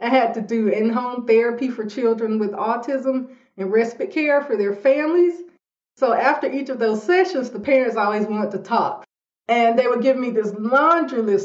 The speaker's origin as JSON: {"language": "English", "town": "Montgomery", "region": "Alabama", "country": "United States", "tie": "born or raised there", "also_born_or_lived": "Boston", "moved": "as an adult", "said": "I'm from Montgomery, Alabama."}